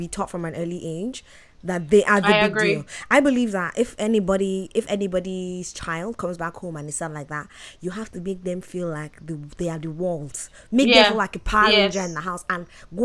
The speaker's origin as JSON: {"language": "English", "country": "Nigeria", "moved": "as an adult", "lives_now": "Canada", "said": "I'm from Nigeria"}